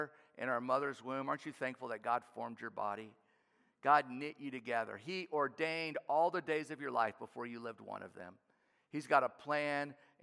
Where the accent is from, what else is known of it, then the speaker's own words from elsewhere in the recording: New Orleans, Louisiana, United States; I grew up in New Orleans, an inner city kid playing inner city baseball